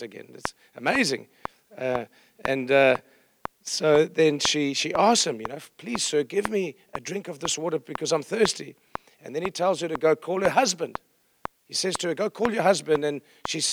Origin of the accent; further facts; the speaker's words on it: Johannesburg, Gauteng, South Africa; I'm from South Africa